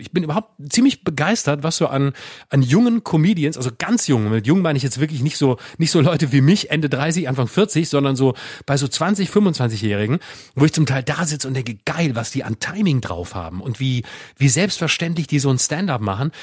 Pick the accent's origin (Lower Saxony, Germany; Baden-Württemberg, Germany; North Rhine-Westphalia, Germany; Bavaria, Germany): Baden-Württemberg, Germany; Freiburg; wir, wir kommen ja beide aus Freiburg